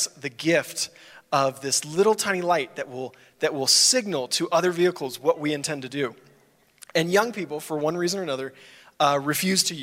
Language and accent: English; Dallas, Texas, United States; I grew up in the Dallas area of Texas